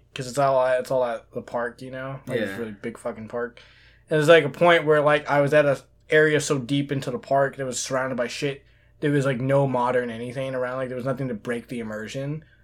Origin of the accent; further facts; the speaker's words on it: Queens, New York, United States; I'm from Queens. Queens tastes like pretzels.